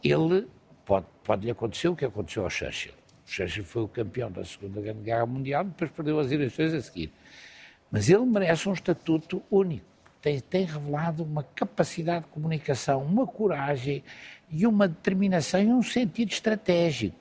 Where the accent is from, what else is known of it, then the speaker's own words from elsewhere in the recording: Lisbon, Portugal; Eu sou lisboeta apaixonado